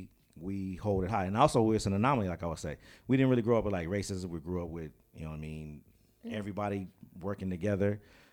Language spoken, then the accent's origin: English; Pasadena, California, United States; we always point to where I grew up in Pasadena.